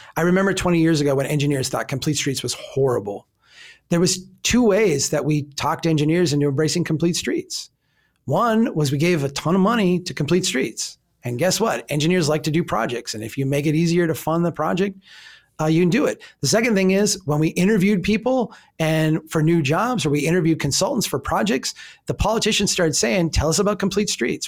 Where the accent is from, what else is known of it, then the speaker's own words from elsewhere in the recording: Minnesota, United States; I'm from Minnesota